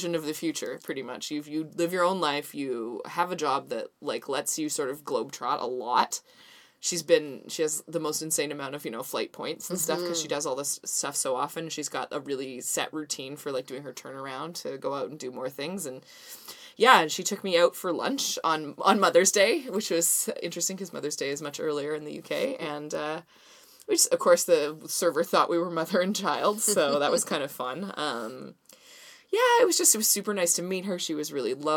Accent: Vancouver, British Columbia, Canada; I'm from Vancouver.

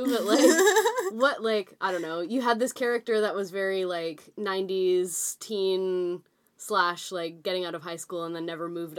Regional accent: Sunshine Coast, British Columbia, Canada; I'm from the Sunshine Coast

